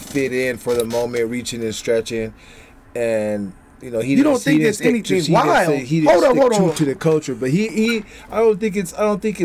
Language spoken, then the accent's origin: English; West Coast, United States; I'm from the West Coast.